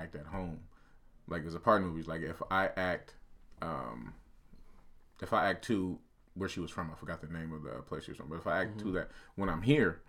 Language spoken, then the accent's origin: English; Portland, Oregon, United States; especially growing up in Portland, I know a lot of kids are like this.